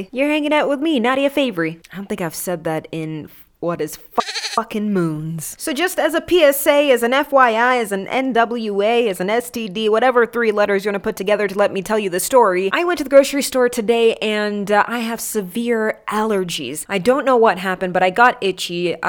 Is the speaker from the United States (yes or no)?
no; Kenya; I love being Kenyan.